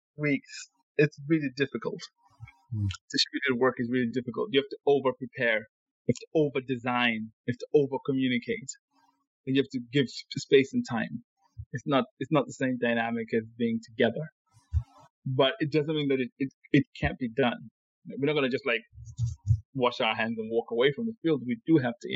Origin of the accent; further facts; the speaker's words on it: Zimbabwe; I'm from Zimbabwe